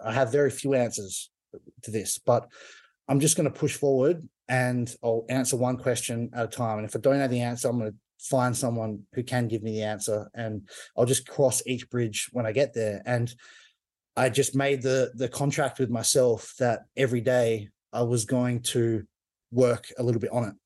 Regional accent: Perth, Western Australia, Australia; Perth, which is my hometown in Australia.

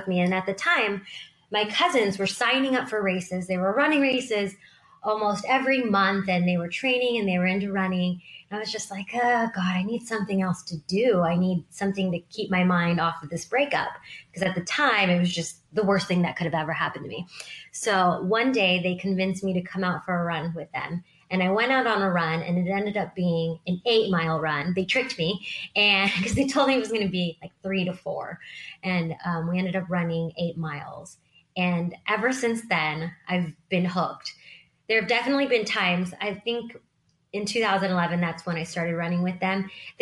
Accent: Sacramento, California, United States; I grew up in Sacramento. I am Sacramento born and raised and love it here.

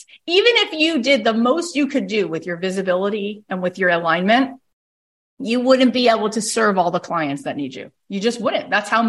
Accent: Canada; I'm also Canadian.

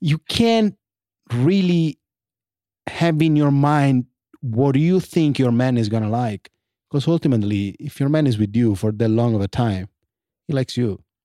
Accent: Italy; moved away; I grew up in Italy

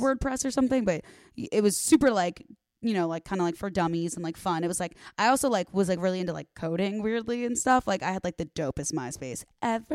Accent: Arlington Heights, Illinois, United States; moved away as an adult; now in Los Angeles, United States; the northwest suburbs of Chicago

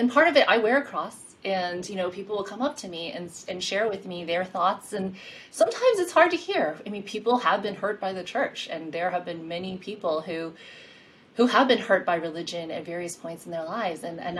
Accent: Queens, New York, United States; And in my mind, I would think New York, because I'm from New York. I grew up in Queens.

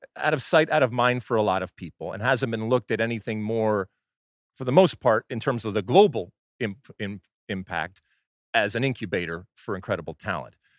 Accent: Michigan, United States; growing up in Michigan

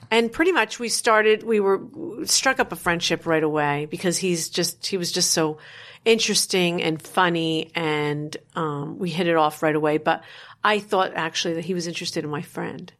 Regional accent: Paterson, New Jersey, United States; born and raised in New Jersey

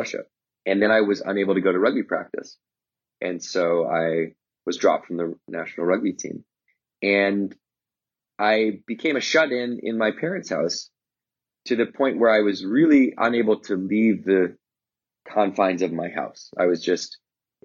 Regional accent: Victoria, British Columbia, Canada; in Victoria where I grew up, which is, you know, near Vancouver, but it's an island.

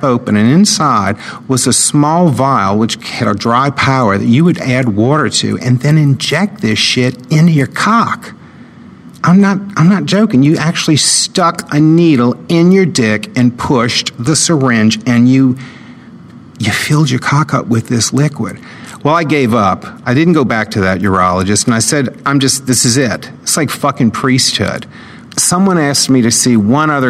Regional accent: New Orleans, Louisiana, United States; I grew up in New Orleans, Louisiana

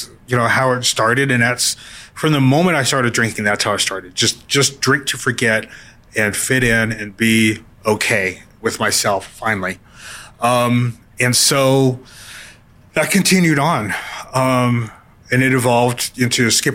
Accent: New Mexico, United States; I growing up in New Mexico

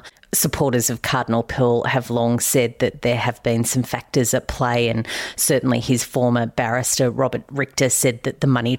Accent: Australia; accent: Australian; my accent isn't really great at much other than Australian

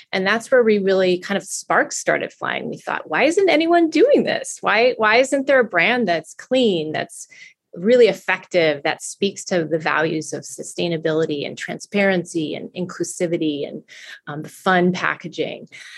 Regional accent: California, United States; And I was just passionate about holistic living, and growing up in California, I'd always been healthy.

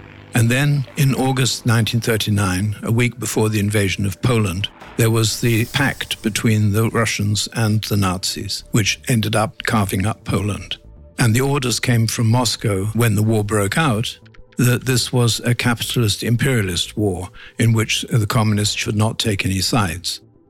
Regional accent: London, United Kingdom; I was born in 1939 in London

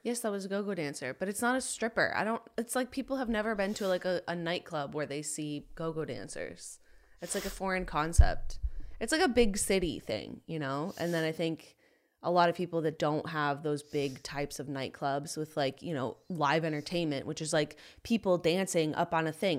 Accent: Rochester, New York, United States; moved away as an adult; also born or lived in Boston; I grew up in Rochester, New York

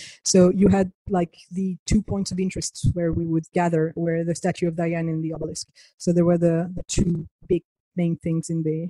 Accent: Argentina; It breaks my heart, because my family travels a lot. And I grew up in Argentina. We're homeschooled.

